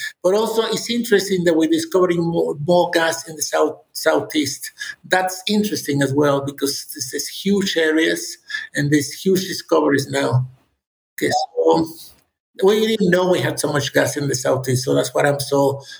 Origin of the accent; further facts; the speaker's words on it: Monterrey, Nuevo León, Mexico; No, I'm from Monterrey, which is the northeast. In Monterrey yesterday, we had 110 degrees Fahrenheit.